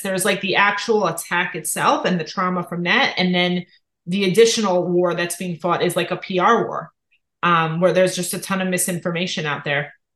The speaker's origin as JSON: {"language": "English", "country": "United States", "said": "as an American"}